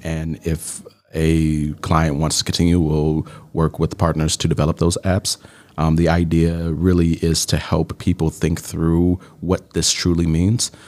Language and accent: English; Chicago, Illinois, United States; moved away as an adult; now in Milwaukee, United States; I am originally from Chicago, Southside, Bronzeville, represent